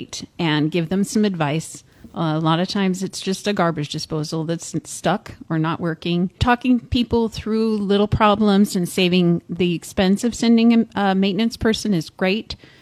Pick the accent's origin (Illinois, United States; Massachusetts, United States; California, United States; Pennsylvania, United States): California, United States; San Luis Obispo; I was born in San Luis Obispo